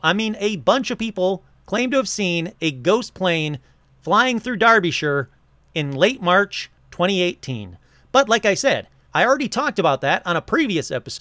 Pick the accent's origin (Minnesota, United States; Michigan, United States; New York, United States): Michigan, United States; moved away; when I lived in Michigan